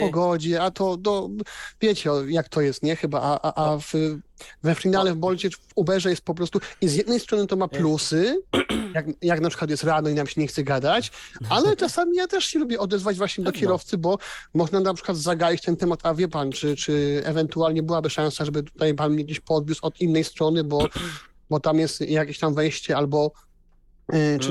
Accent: Silesian Voivodeship, Poland; u mnie na Śląsku, no jednak wiecie, no to aglomeracja

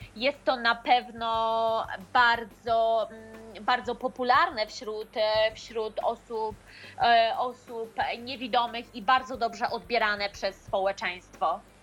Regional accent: Poland; urodziłam się w bardzo małej miejscowości

